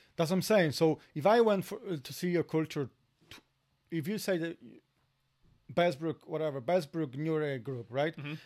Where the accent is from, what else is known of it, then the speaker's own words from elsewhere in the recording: Poland; accent: Polish; English is a second language; moved away as an adult; now in Ireland; we are from Poland